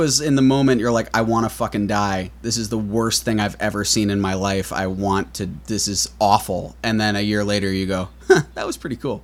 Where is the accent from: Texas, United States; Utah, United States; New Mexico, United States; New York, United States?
New York, United States; New York City; I grew up in New York City, uh, born and raised